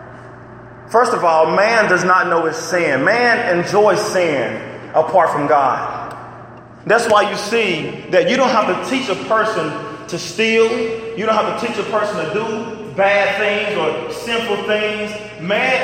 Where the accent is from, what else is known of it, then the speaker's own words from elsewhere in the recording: Arkansas, United States; I'm from Arkansas and I got some country parents